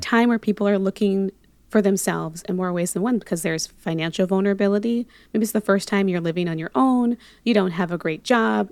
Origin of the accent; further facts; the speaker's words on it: Monterey, California, United States; also born or lived in Panama / Los Angeles; I am originally born in Panama, but grew up in California most of my life. Um, so Bay Area, Monterey